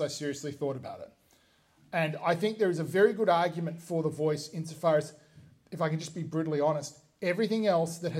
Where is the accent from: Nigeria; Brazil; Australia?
Australia; we as Australians